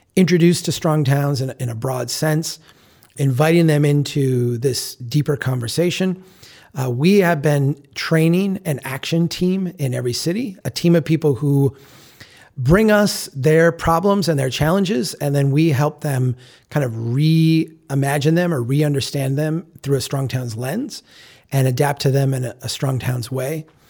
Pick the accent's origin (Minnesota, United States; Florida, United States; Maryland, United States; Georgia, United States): Minnesota, United States; I'm from Minnesota.